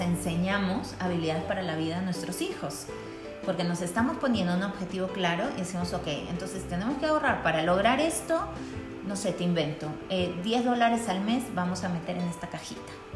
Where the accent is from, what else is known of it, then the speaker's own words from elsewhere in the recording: Peru; now in Quito, Ecuador; yo soy peruana